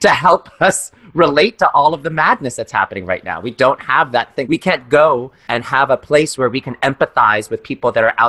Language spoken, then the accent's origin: English; New York City, New York, United States; as a person of color growing up in New York City with immigrant parents